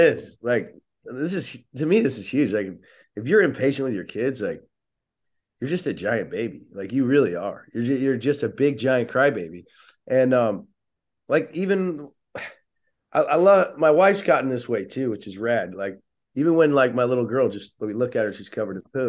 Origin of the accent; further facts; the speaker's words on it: Oceanside, California, United States; I grew up in Oceanside, California